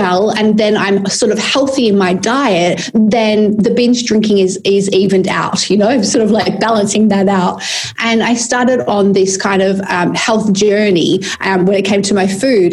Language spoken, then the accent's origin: English; Perth, Western Australia, Australia; moved away as an adult; also born or lived in London / Sydney; I came to live back in my hometown of Perth